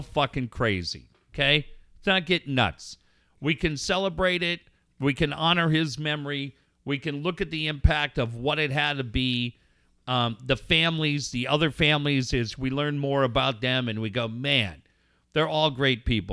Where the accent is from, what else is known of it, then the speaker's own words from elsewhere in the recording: Cardiff, California, United States; also born or lived in La Costa, California; now in La Mesa, United States; I grew up in Cardiff